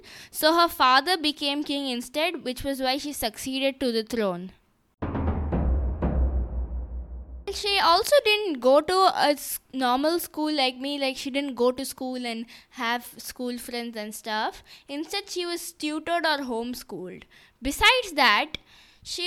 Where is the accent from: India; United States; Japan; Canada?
India; I'm from India